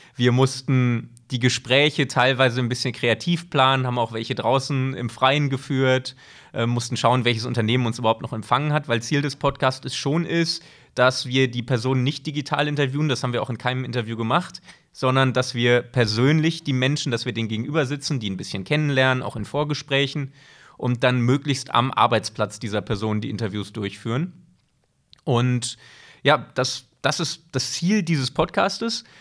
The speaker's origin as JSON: {"language": "German", "town": "Bochum", "region": "North Rhine-Westphalia", "country": "Germany", "also_born_or_lived": "St. Gallen, Switzerland", "moved": "as an adult", "lives_now": "Switzerland", "said": "Man hört es, ich komme nicht aus der Schweiz, sondern ich komme aus Deutschland, bin aber schon sehr, sehr lange hier beheimatet, nicht ganz so lange wie Dirk, aber doch mittlerweile seit zwölf Jahren. Ich bin ursprünglich aus Bochum, bin nach dem Abitur in die Schweiz gekommen"}